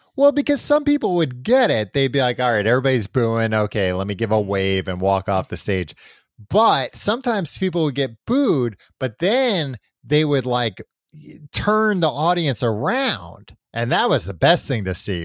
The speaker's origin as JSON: {"language": "English", "region": "New York", "country": "United States", "tie": "born or raised there", "said": "growing up in New York"}